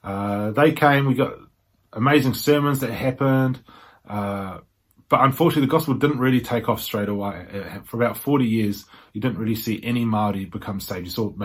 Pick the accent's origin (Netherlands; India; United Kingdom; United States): United Kingdom; England; born there; On the side of my mother, I am from the UK, I was born in England.